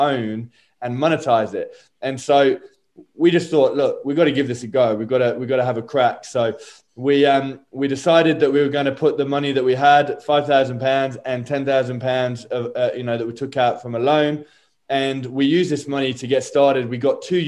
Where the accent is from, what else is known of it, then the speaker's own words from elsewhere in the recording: United Kingdom; also born or lived in Sydney, Australia; I'm British